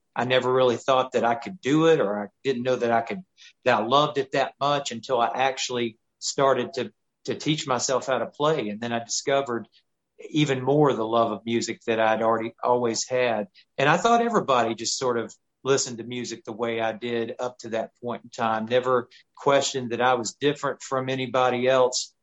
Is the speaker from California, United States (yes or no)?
no; Chattanooga, Tennessee, United States; I grew up in Chattanooga, Tennessee area